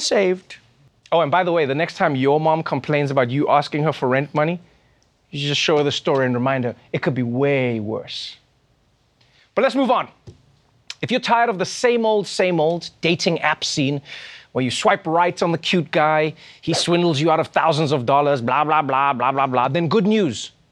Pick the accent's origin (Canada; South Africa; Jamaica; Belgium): South Africa; my home country, South Africa